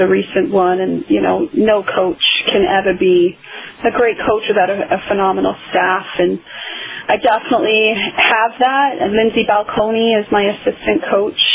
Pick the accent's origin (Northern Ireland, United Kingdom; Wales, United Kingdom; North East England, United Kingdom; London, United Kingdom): Wales, United Kingdom; now in United States; I'm from Wales originally